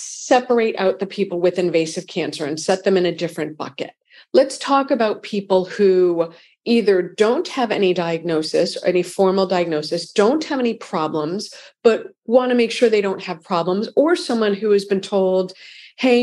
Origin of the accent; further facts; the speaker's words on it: Framingham, Massachusetts, United States; moved away; also born or lived in New York; I'm from Framingham, which is in Massachusetts